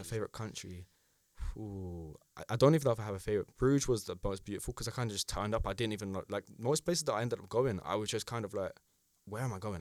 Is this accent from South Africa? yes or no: no; United Kingdom; as a British citizen